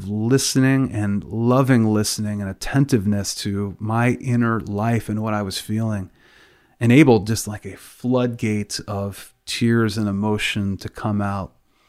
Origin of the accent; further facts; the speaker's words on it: Pennsylvania, United States; where I grew up in Western PA, the only way we really express our emotions by waving terrible towels at Pittsburgh Steelers games.